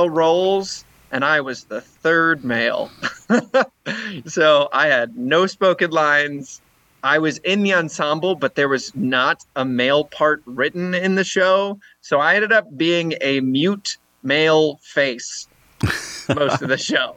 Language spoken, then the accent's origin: English; St. Louis, Missouri, United States; also born or lived in Denver, Colorado / Iowa; I grew up in St. Louis.